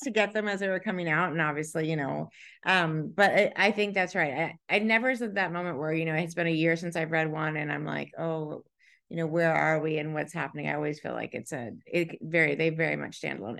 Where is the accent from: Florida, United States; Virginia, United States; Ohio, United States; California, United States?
California, United States; now in Montana, United States; I grew up in California